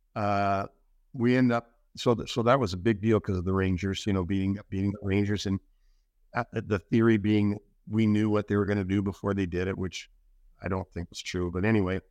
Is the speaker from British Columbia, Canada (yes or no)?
no; Toronto, Ontario, Canada; moved away; Don Mills in, in Toronto